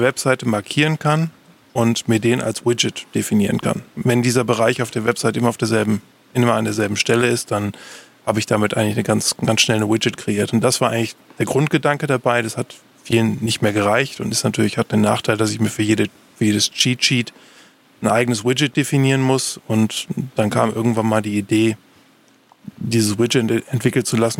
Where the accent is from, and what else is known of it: Germany